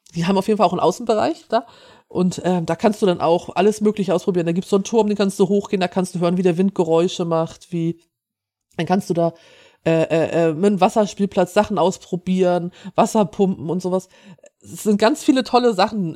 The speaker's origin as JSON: {"language": "German", "region": "Schleswig-Holstein", "country": "Germany", "said": "ich bin hier aus Norddeutschland, ich bin aus Schleswig-Holstein."}